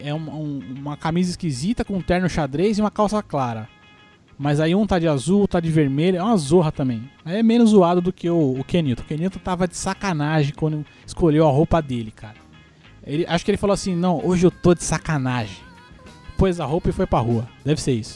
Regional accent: Brazil; a gente, como é brasileiro e tudo

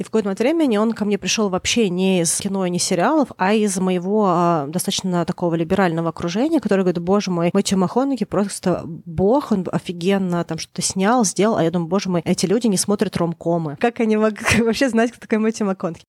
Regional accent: Moscow, Russia; я выросла в Москве в Строгино

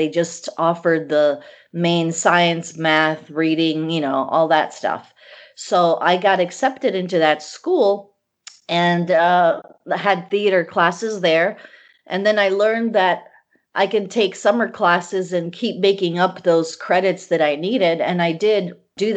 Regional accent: Chicago, Illinois, United States; English is a second language; also born or lived in Bosnia / Yugoslavia; I immigrated from Serbia, from Bosnia, actually, when I was a little girl, and to Chicago

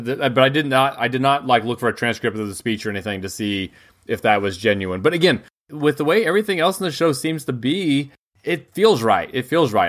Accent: United States; as an American

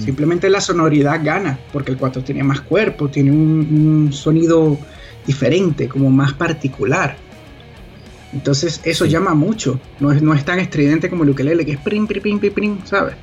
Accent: Venezuela; nosotros como venezolanos

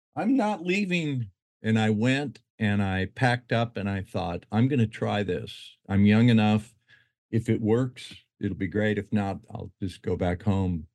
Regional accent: Utah, United States; moved away as an adult; also born or lived in Detroit, Michigan; now in Hawaii, United States; I was born in Detroit, moved there to Utah when I was ten, grew up and went to school in Utah

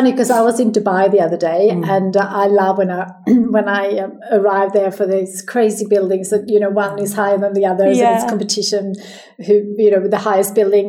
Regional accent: Sweden; now in Australia; because I moved to Sweden from Sweden to Australia, and I just decided that once a year I'm going to go home.

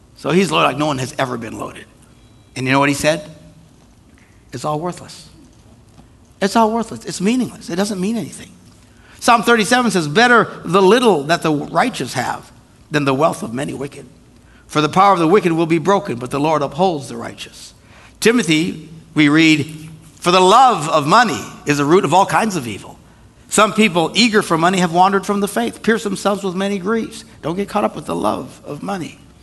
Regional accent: Wisconsin, United States; we're from Wisconsin

